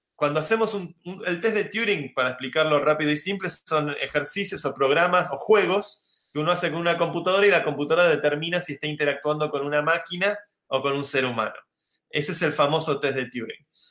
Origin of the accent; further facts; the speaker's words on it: Argentina; now in Madrid, Spain; Yo soy argentino